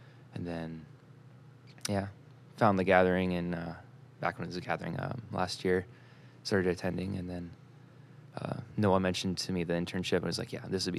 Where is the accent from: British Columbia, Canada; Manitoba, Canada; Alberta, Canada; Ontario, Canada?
Ontario, Canada; Pickering; Well, I'm from Pickering, but I grew up all over the place. I spent a year here and there, a lot of the places. We moved probably about 10 times growing up.